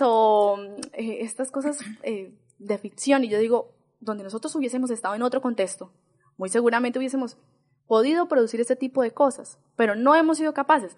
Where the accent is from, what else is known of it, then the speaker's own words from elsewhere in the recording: San Vicente, Colombia; yo soy de San Vicente